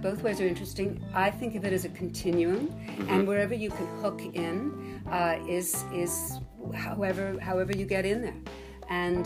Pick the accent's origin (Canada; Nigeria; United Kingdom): Canada; Montreal, Quebec; I grew up in Montreal